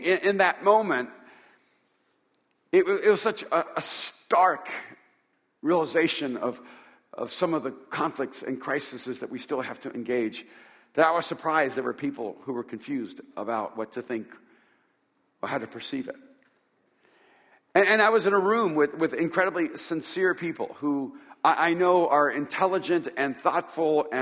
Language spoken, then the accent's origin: English; Hollywood, California, United States; I'm from California.